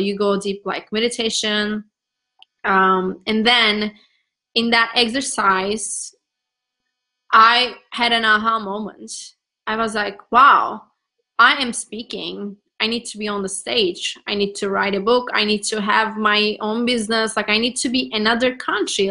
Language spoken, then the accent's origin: English; Turkey; English is a second language; moved away as an adult; now in United States; I'm from Turkey